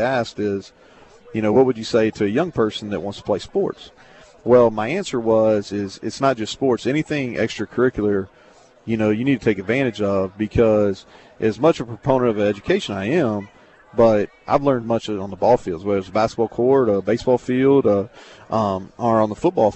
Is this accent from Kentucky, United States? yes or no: yes; Bardstown, Kentucky, United States; moved away as an adult; also born or lived in Danville, Kentucky; I grew up in Bardstown from birth to I was 12, and then he took the principal job at Boyle County